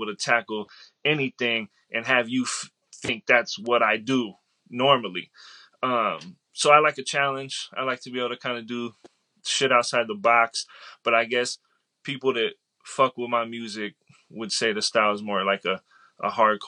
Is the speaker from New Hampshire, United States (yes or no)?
no; San Diego, California, United States; From San Diego.